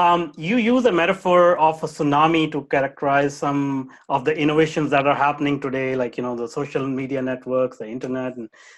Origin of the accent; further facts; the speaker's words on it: India; now in United States; I grew up in India.